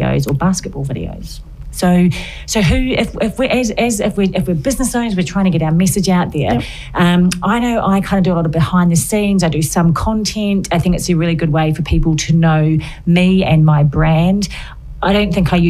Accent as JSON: {"language": "English", "country": "New Zealand", "moved": "yes", "lives_now": "United Kingdom", "said": "I'm from New Zealand, you might have heard in my voice"}